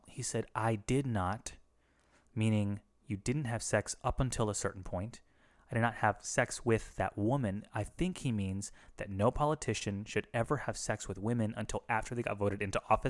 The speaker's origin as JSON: {"language": "English", "country": "Philippines", "said": "I'm a Filipino racist. I can do it."}